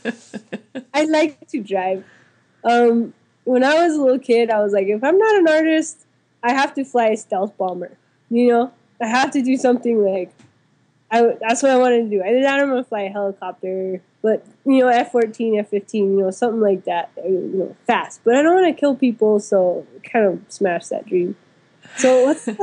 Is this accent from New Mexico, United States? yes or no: yes; Santa Clara Pueblo, New Mexico, United States; I grew up in Santa Clara Pueblo, which is adjacent to Española, New Mexico.